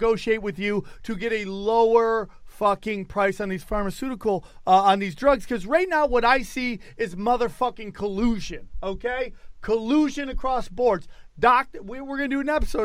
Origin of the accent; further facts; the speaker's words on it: United States; as an American